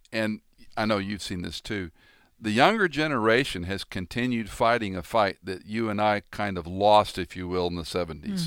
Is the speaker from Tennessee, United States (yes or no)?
yes; Tennessee, United States; I started in my home state of Tennessee